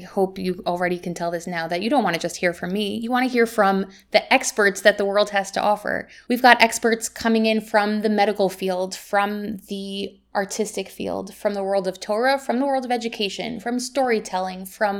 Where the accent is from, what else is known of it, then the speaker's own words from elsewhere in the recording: Jerusalem, Jerusalem District, Israel; also born or lived in United States; I was born here in Yerushalayim, grew up in Israel and in America, where I taught for many years.